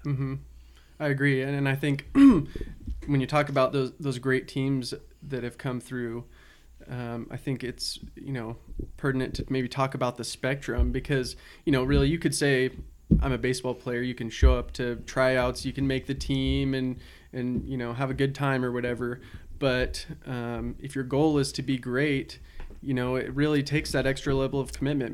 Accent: Salem, Oregon, United States; growing up in Salem, I remember so many practices indoors

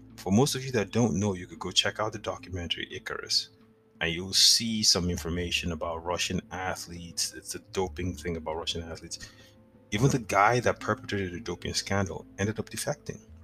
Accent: Nigeria; moved away; growing up in Nigeria, I used to visit the National Stadium, which is in Lagos or was in Lagos

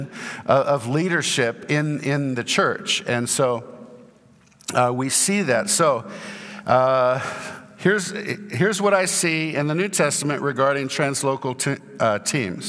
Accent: Santa Barbara, California, United States; now in Houston, United States; I grew up in Santa Barbara, California

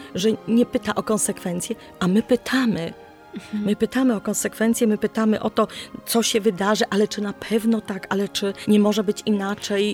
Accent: Poland

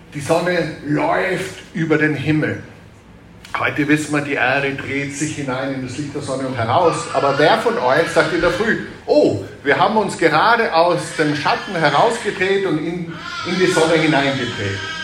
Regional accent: Tyrol, Austria; als Tiroler

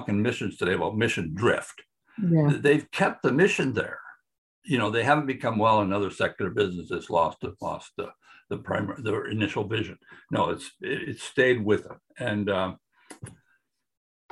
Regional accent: Canada; moved away; also born or lived in Brazil; I'm a Canadian still.

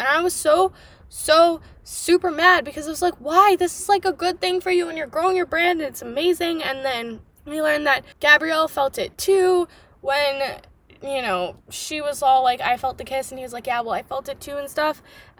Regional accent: United States; as an American

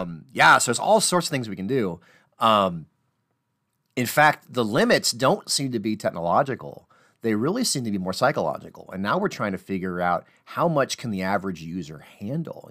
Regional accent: Midwest, United States; I'm from the Midwest, so I talk about basements

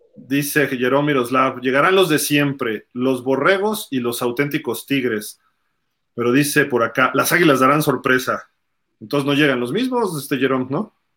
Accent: Mexico City, Mexico; yo soy chilango

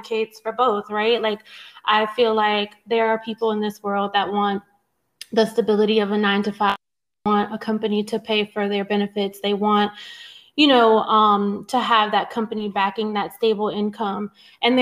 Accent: Newport News, Virginia, United States; I come from Newport News, Virginia. I grew up in public housing.

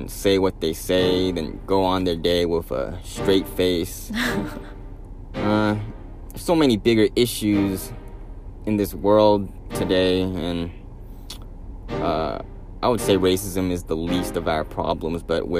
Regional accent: Houston, Texas, United States; over here from Houston, Texas.

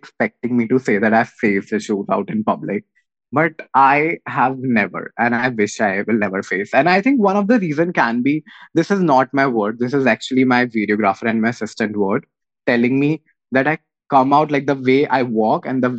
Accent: Meerut, Uttar Pradesh, India; I come from Meerut

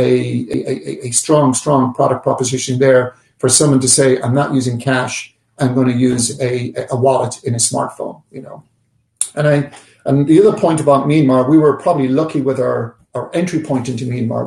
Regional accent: Ireland; now in New York, United States; I'm an Irish man

